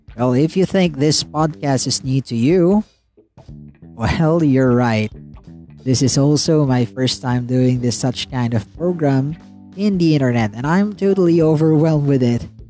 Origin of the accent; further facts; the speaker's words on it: Philippines; from the Philippines